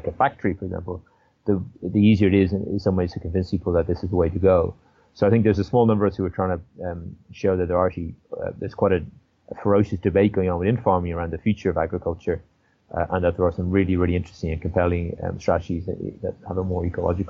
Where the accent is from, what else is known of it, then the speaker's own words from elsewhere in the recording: Ireland; moved away; I'm originally from Ireland